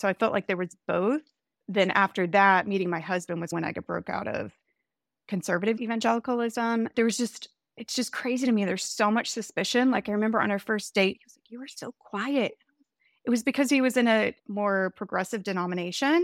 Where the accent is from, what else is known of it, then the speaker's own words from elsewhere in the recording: the Bible Belt in the South, United States; moved away; also born or lived in Chicago; I grew up Southern Baptist in the Bible Belt in the South. It was interesting when I moved to Chicago